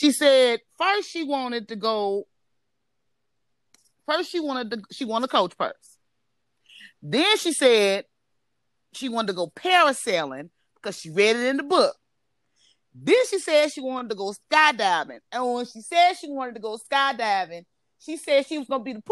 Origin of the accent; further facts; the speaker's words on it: Chicago, Illinois, United States; I'm Chicagoan